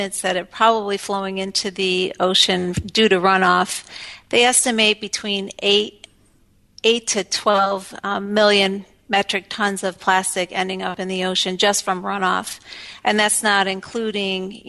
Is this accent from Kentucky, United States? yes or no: no; Elmira, New York, United States; moved away; I'm from Landlock, Elmira, New York, which is a small town in central New York.